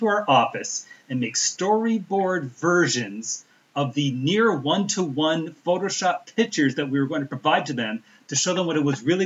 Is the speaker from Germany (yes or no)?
no; Canada; I'm Canadian